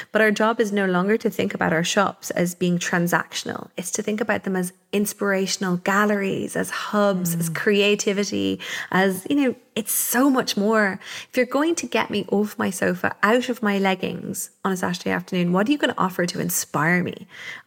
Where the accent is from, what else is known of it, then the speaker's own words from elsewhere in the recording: Wicklow, Leinster, Ireland; I was brought up here in Wicklow, which is the garden of Ireland.